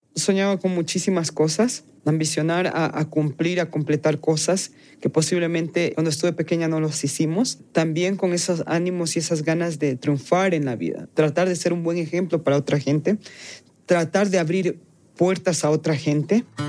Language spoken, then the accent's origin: Spanish; Quito, Pichincha, Ecuador; moved away; yo me siento 100% quiteña porque soy nacida y criada en Quito